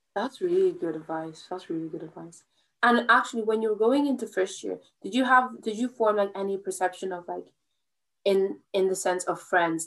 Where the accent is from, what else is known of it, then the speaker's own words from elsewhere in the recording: Ireland; I'm from Ireland